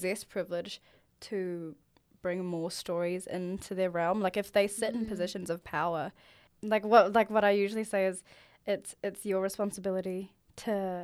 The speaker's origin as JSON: {"language": "English", "region": "Auckland", "country": "New Zealand", "tie": "born or raised there", "said": "growing up in Auckland"}